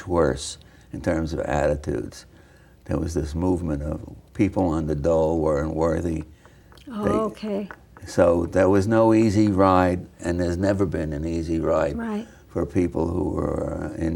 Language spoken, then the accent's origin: English; New York City, New York, United States; growing up on the Lower East Side